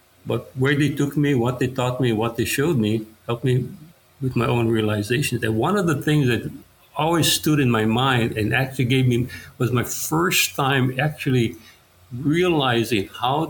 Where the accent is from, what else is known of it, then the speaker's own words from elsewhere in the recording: Haiku, Hawaii, United States; also born or lived in Paia, Maui; I was born in Paia and I grew up in Haiku.